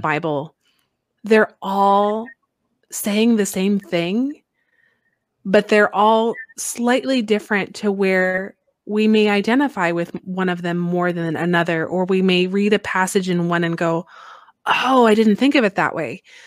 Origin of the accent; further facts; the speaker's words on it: Midwest, United States; now in Alaska, United States; growing up in the Midwest there